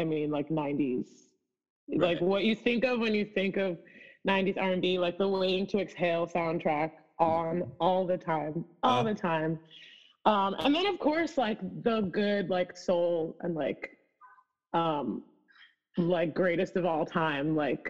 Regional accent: Spring Valley, New York, United States; also born or lived in Brooklyn / Long Island; But then after I was 5, we moved to Rockland County, New York.

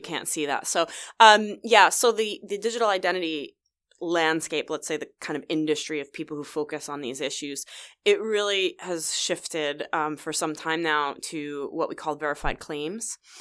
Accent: New Jersey, United States; moved away as an adult; now in Vancouver, Canada; I'm originally from New Jersey, so I'm kind of a New York, New Jersey girl.

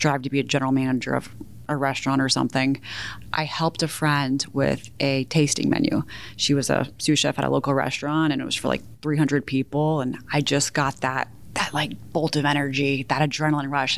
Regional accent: Houston, Texas, United States; moved away as an adult; also born or lived in Chicago / New York; now in Austin, United States; My parents divorced when I was 2, and I grew up in the Houston suburbs

